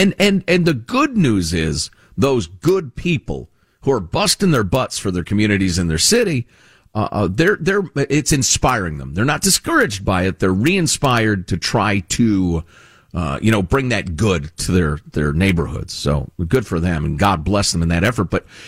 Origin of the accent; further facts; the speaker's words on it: Chicago, Illinois, United States; I grew up in Chicagoland, and, you know, that's where my heart considers home, honestly, after all these years.